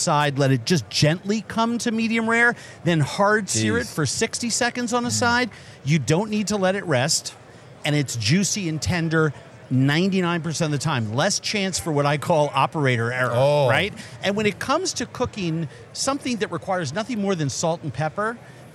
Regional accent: Minnesota, United States; that was my hometown Super Bowl

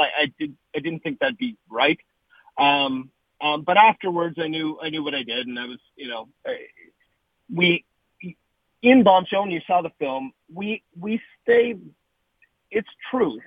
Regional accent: Canada; moved away as an adult; also born or lived in Hollywood, California; now in Los Angeles, United States; I've lived now in in Hollywood for 28 years. It, you know, I'm a Canadian kid who came down here

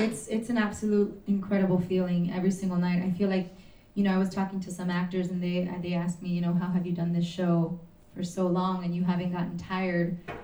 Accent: Miami, Florida, United States; I'm from Miami, and my parents, you know, escaped the revolution as well from Cuba

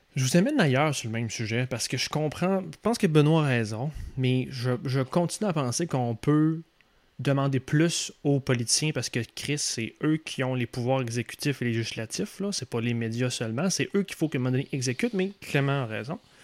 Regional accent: Quebec City, Quebec, Canada; moved away; Ex-gars de Québec, moi je viens de Québec pas mal. même si je suis pas né là, j'ai passé toute mon enfance là, jusqu'à ma scolarité, fin de scolarité là

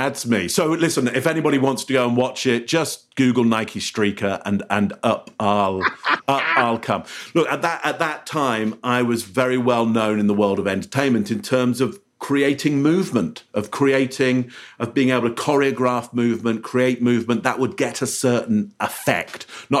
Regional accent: England, United Kingdom; now in Canada; So I live in Canada, Ontario, Canada. As you can hear from my voice, I'm English originally, so I moved here.

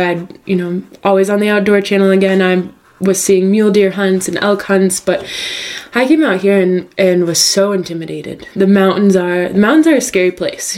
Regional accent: northern New York, United States; moved away; I grew up in northern New York.

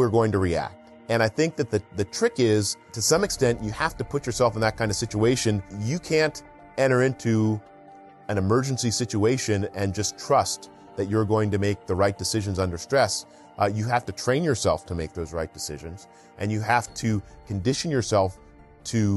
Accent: East Coast, United States; now in Southern California, United States; I grew up on the East Coast in a small farm town

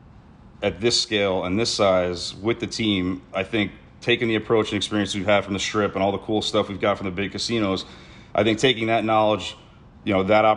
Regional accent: East Coast, United States; now in Las Vegas, United States; growing up on the East Coast

